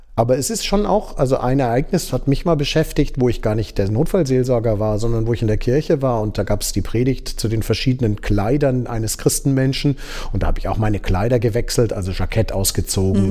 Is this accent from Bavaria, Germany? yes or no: yes; Starnberg, Bavaria, Germany; moved away as an adult; also born or lived in Tübingen / Kiel; now in Würzburg, Germany; ich kommen aus Oberbayern, ähm, sind in Starnberg aufgewachsen